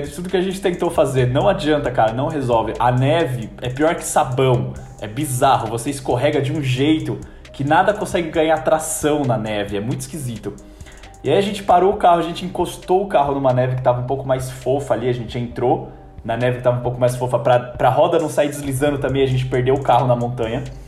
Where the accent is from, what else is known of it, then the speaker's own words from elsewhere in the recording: Brazil; moved away as an adult; also born or lived in New Zealand; eu tô saindo do Brasil numa situação que eu tô desconfortável com o meu curso, com a minha faculdade